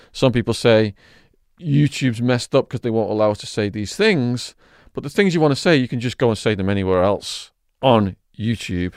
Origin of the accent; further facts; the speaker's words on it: Widnes, North West England, United Kingdom; my hometown of Widnes